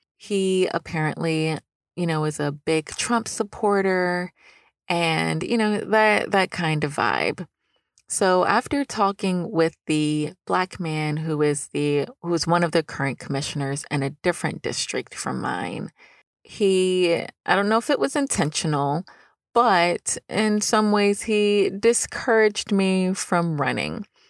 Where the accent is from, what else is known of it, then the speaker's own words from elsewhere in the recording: Newnan, Georgia, United States; This is a city-funded organization in my hometown of Noonan, Georgia